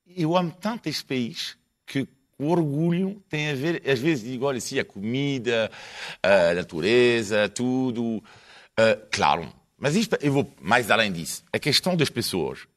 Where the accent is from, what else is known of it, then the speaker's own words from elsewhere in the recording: France; Portuguese is a second language; now in Portugal; sou francês, fraco italiano